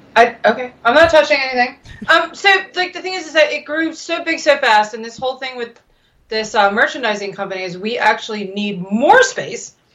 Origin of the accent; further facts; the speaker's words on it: United States; I'm an American